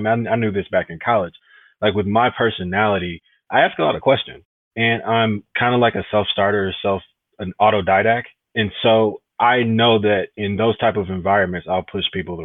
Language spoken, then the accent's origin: English; Detroit, Michigan, United States; I'm from Detroit originally. I went to a Jesuit high school, which was actually inside the city of Detroit.